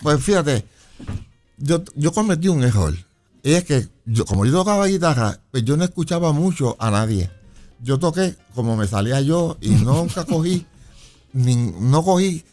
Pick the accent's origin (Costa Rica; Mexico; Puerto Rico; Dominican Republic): Puerto Rico; San Juan; also born or lived in Chicago, Illinois; a los seis años nos vinimos a vivir a Puerto Rico y viví en la calle Palacios en Villa Palmera